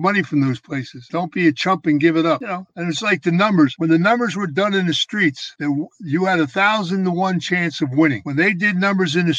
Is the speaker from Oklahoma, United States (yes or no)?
no; Philadelphia, Pennsylvania, United States; When I was a kid growing up in Philadelphia